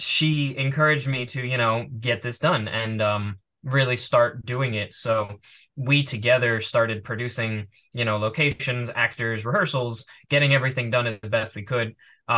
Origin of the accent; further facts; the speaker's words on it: New York, United States; moved away as an adult; now in Las Vegas, United States; I left for Vegas because I grew up in New York, so that's where we were. And then I came to Vegas.